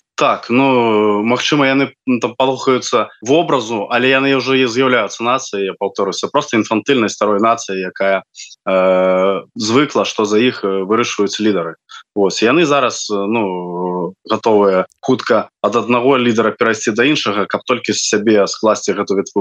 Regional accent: Belarus; мы беларусы

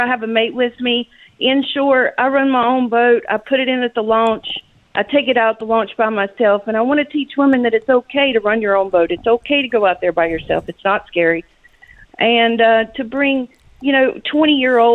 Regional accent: Catfish, North Carolina, United States; accent: South Carolina accent; now in Key Largo, United States; I'm originally from a little town called Catfish, North Carolina

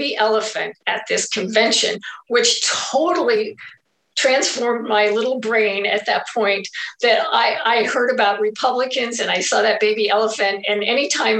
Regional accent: Albion, Nebraska, United States; also born or lived in Wayne, Nebraska; I was born in Wayne, Nebraska, and grew up all my years in Albion from kindergarten all the way to when I graduated

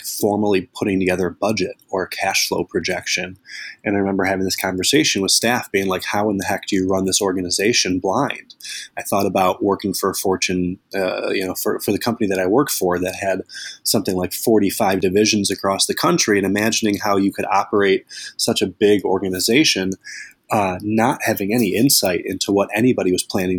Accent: Northbrook, Illinois, United States; moved away as an adult; now in Chicago, United States; I grew up in the North Shore of Chicago, a suburb called Northbrook.

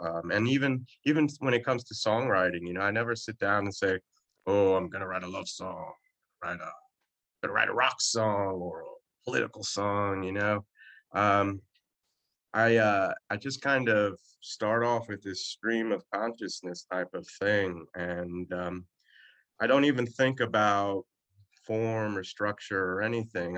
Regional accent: New Jersey, United States; i am from Jersey and I'm, I'm a Jersey boy, born and raised

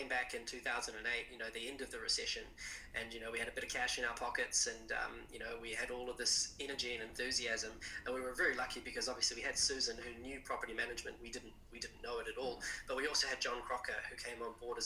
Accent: Central Otago, New Zealand; also born or lived in Christchurch, New Zealand; I was born in Christchurch, but Central Otago since 1984. My dad started a jet boat company down there, and grew up in the deep south.

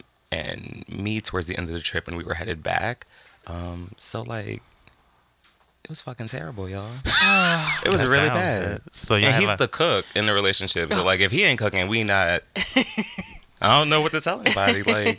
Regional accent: New England, United States; I'm from the Northeast. I'm from New England.

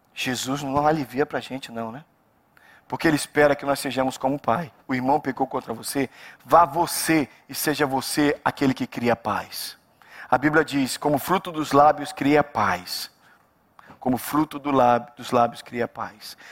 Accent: Brazil; cresci no Brasil

